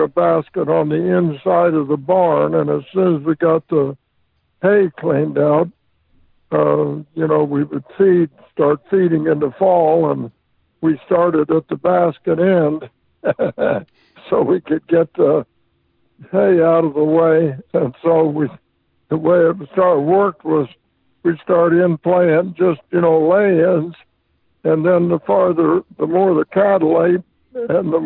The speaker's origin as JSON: {"language": "English", "town": "Monticello", "region": "Indiana", "country": "United States", "tie": "born or raised there", "said": "I was born in Monticello, Indiana"}